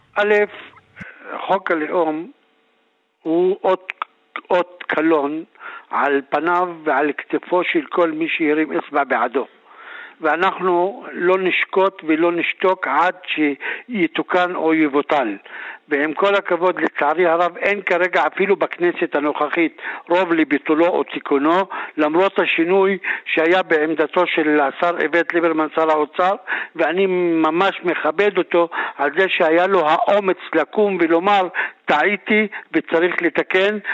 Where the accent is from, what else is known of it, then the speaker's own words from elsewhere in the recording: Druze villages of the Galilee, Northern District, Israel; הסיפור שלנו כחברה דרוזית, אנחנו אנשים שלא נעקרנו מאדמותינו, חיים בתוך בתינו, בתוך כפרינו, חיים בשלום עם שכנינו היהודים וה... הערבים, גם אה, מגוש חלב וגם מפסוטה